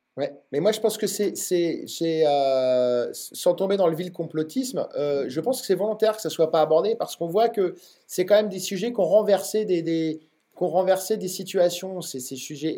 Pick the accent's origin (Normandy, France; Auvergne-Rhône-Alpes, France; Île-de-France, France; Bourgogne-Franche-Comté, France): Normandy, France; now in Rennes, France; je suis d'origine normande